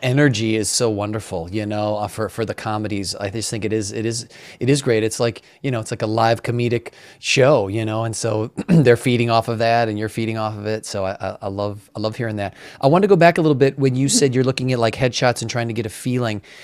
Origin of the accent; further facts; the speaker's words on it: Midwest, United States; growing up in the Midwest